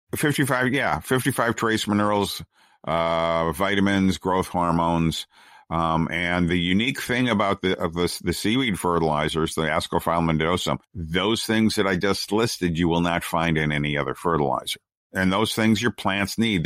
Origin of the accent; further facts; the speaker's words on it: United States; we're an American, we're Americans